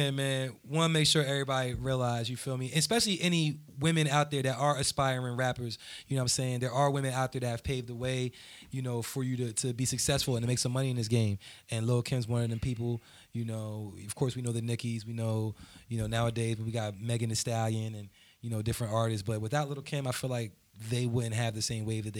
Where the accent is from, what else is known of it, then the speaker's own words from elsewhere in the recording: New Jersey, United States; I'm from Jersey